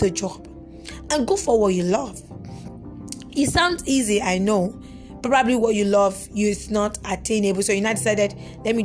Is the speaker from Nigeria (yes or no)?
yes; Nigeria; I am in Nigerian